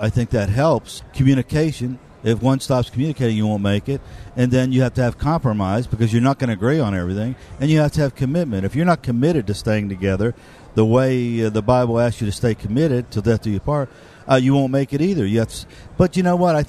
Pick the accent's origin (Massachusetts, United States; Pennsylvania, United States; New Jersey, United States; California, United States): Pennsylvania, United States; Pittsburgh; moved away as an adult; now in Nashville, United States; growing up in Pittsburgh